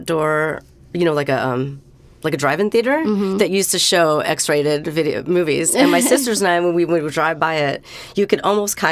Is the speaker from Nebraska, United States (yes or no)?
no; San Francisco, California, United States; I was in the city, my hometown